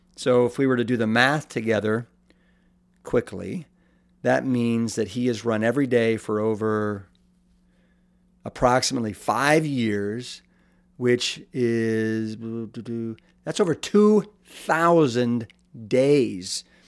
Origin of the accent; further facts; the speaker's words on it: Austin, Texas, United States; my hometown of Eclectic Iconic and then the capital of Texas, Austin